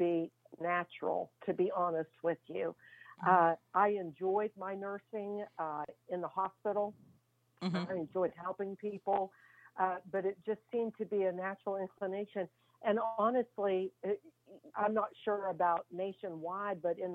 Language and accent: English; Fairmont, Virginia, United States; I'm from Fairmont, Virginia